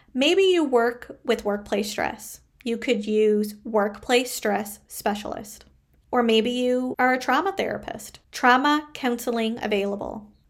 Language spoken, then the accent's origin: English; Canada; I am a Canadian social worker